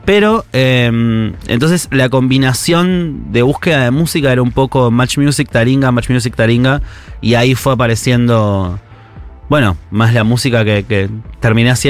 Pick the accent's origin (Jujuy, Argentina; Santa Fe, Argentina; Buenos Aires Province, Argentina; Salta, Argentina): Buenos Aires Province, Argentina; Chascomús; yo crecí en Chascomús